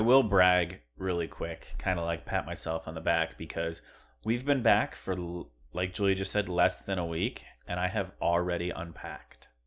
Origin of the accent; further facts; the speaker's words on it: Pennsylvania, United States; moved away; we're from Pennsylvania, too